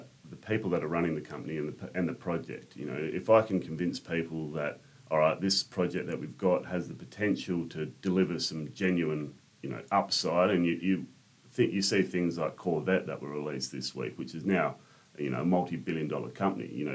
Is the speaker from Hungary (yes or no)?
no; Albany, Western Australia, Australia; moved away as an adult; also born or lived in Katanning; now in Perth, Australia; I grew up in Katanning in Albany